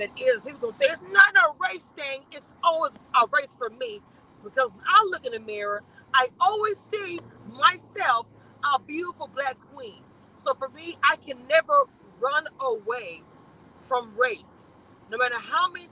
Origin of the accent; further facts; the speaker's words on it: Louisiana, United States; now in Texas, United States; I'm from Louisiana